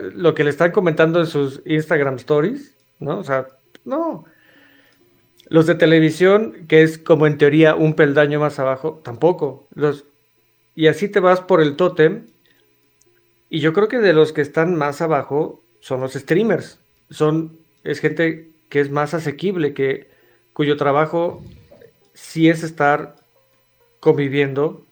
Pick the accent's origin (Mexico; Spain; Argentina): Mexico; soy mexicano